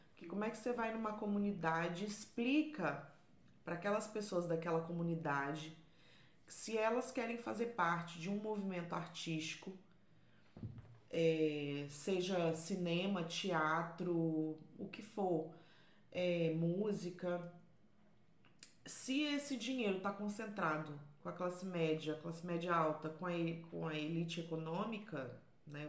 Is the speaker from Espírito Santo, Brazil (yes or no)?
yes; Vila Velha, Espírito Santo, Brazil; now in Portugal; eu sou de Vila Velha, lá no Espírito Santo